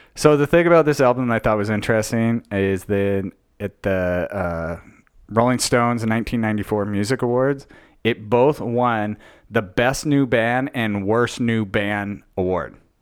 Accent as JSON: {"language": "English", "town": "Logan", "region": "Utah", "country": "United States", "tie": "born or raised there", "also_born_or_lived": "Long Beach, California", "moved": "as an adult", "said": "growing up in Logan, Utah"}